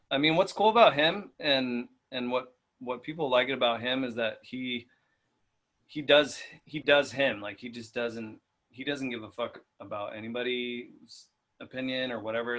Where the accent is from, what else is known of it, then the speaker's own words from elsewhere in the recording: Inland Empire, California, United States; we're from the Inland Empire